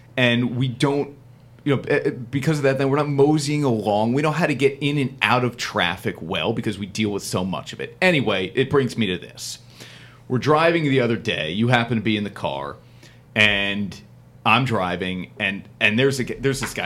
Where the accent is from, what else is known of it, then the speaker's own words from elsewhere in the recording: New Jersey, United States; I'm from New Jersey